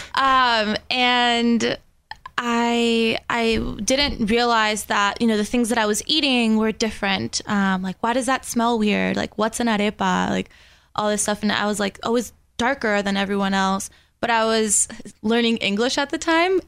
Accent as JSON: {"language": "English", "town": "West Palm Beach", "region": "Florida", "country": "United States", "tie": "born or raised there", "also_born_or_lived": "Venezuela", "first_language": "Spanish", "second_language": "English", "said": "grew up in West Palm Beach"}